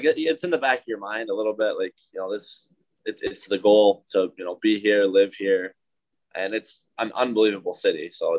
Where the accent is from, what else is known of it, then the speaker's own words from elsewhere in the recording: Madison, Wisconsin, United States; Yeah, really normal. I think there's a lot going on. Obviously, hockey was, you know, pretty big in Wisconsin